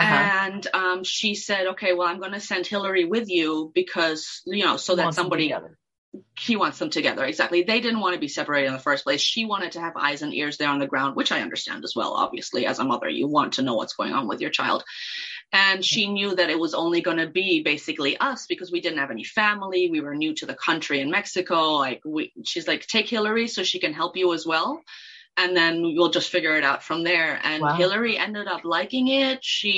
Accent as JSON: {"language": "English", "country": "Kenya", "tie": "born or raised there", "said": "And then when I was little, I spoke Swahili as well, because I grew up in Kenya."}